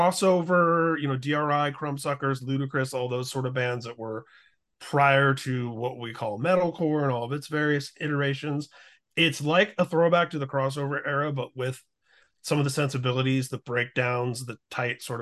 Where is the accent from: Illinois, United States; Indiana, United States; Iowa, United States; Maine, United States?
Indiana, United States; growing up in Indiana